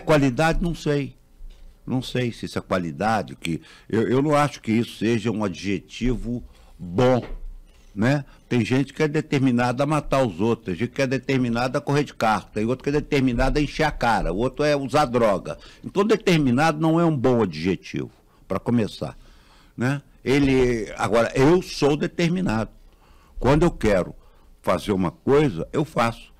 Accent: Minas Gerais, Brazil; nós, mineiros

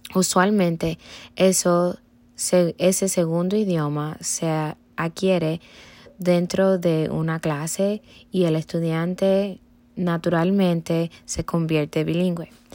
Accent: Cuba; first language Spanish; moved away; yo nací en Cuba y solamente escuché personas que hablaban español. Esto me facilitó el aprendizaje del español porque era el único idioma

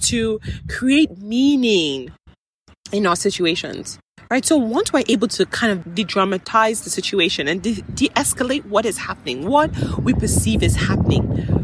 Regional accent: Nigeria; I am Nigerian

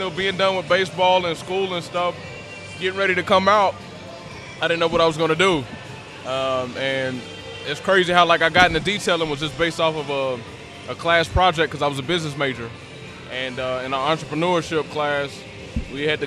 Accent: Fort Worth, Texas, United States; Grew up, born and raised Fort Worth

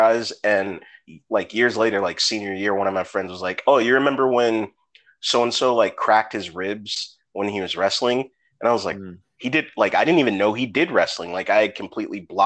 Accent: United States; I'm American

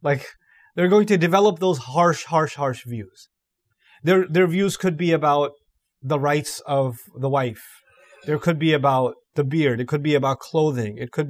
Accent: Malaysia; born there; maybe because my luck was I was born in Malaysia, that's why I'm Muslim.

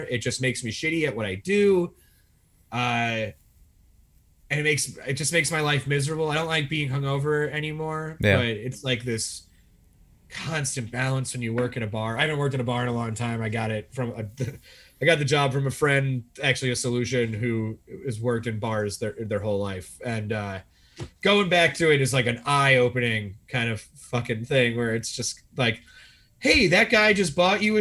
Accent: United States; I'm from America

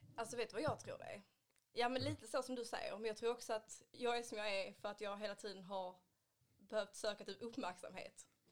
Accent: Ystad, Skåne, Sweden; now in Malmö, Sweden; är egentligen från Ystad men bor i Malmö

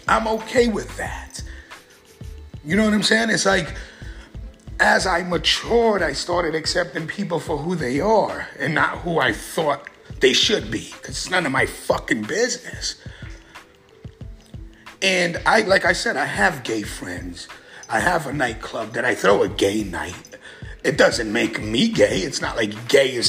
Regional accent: San Francisco, California, United States; growing up in the Bay Area, San Francisco, which was the gay capital

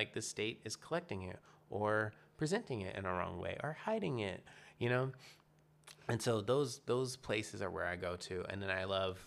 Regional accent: Atlanta, Georgia, United States; now in Portland, United States; I'm originally from Atlanta, Georgia.

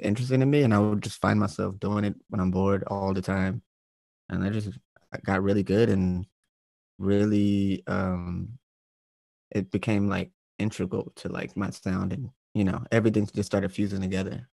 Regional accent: Manassas, Virginia, United States; moved away as an adult; also born or lived in Alexandria, Virginia / Springfield, Virginia / Lorton, Virginia / Richmond, Virginia; now in Brooklyn, New York, United States; I'm from North Virginia. Like, uh, I was I was in Manassas mostly for like ten years, but I've I've lived all around like Alexandria, Springfield, Lorton, just all Northern Virginia area

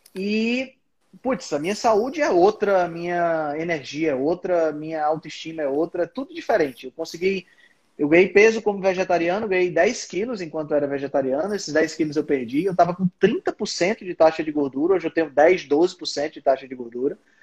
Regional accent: Fortaleza, Ceará, Brazil; eu sou de Fortaleza, no Ceará

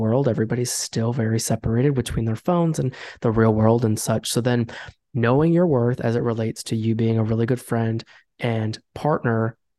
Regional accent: New York, United States; we're from New York.

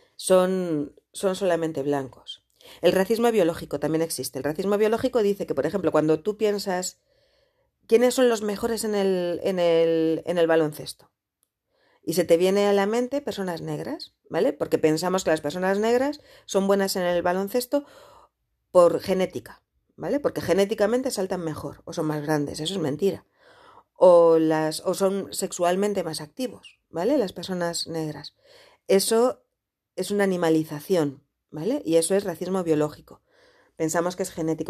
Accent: Spain; yo soy española

